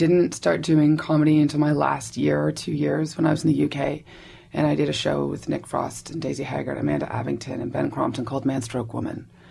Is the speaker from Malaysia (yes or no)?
no; Nova Scotia, Canada; moved away; also born or lived in United Kingdom; I'm from the East Coast. I'm from Nova Scotia